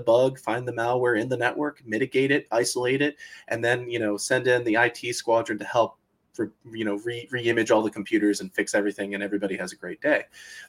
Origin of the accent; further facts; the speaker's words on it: Florida, United States; You know, I grew up in Florida. Everybody could tell you hurricanes were a natural part of life. It was embedded in our psychology.